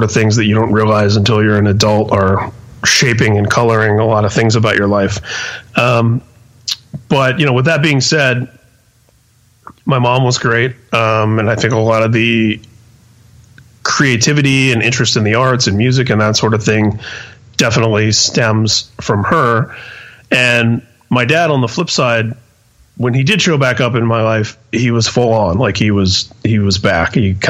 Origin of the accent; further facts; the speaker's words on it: Indianapolis, Indiana, United States; also born or lived in San Mateo, California; Yeah, I was born and raised in Indianapolis. There was a brief period of about 2 years from age 2 to 4